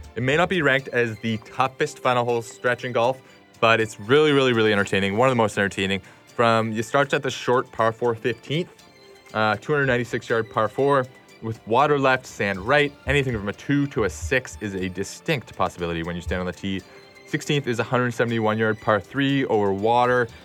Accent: Canada; as a Canadian

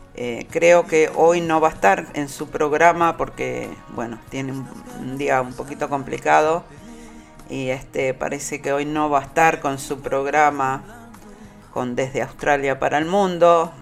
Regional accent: Montevideo, Uruguay; also born or lived in Belvedere, Montevideo; Nací en Belvedere, pero bueno, después me crié ahí, en, en Pedro Celestino Bausá, dos cuadras del cementerio de la Teja para abajo

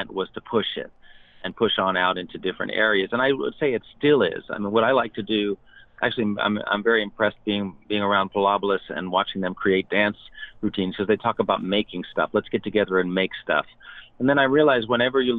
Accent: New York City, New York, United States; I grew up in New York City on the Upper West Side

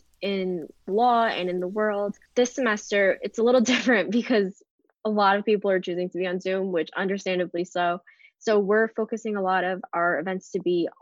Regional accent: Newark, New Jersey, United States; moved away; I'm from Newark, New Jersey

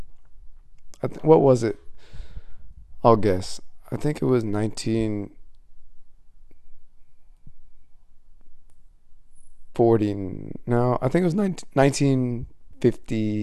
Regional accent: Midwest, United States; I grew up in the Midwest, so it's real cold

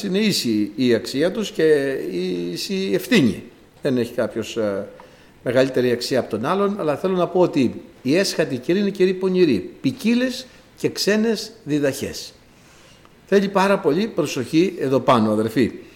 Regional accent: Greece; Είμαστε Έλληνες ως προς το γένος το σαρκικό, το γήινο

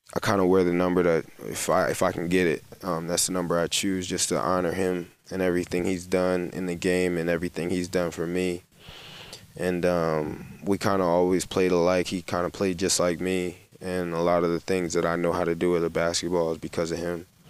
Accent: New Jersey, United States; moved away as an adult; now in Ostend, Belgium; I'm from New Jersey

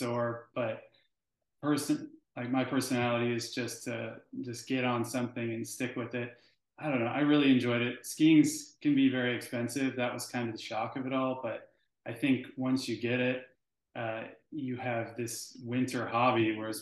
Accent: Alaska, United States; I grew up in Alaska around a lot of snow sports and skiing

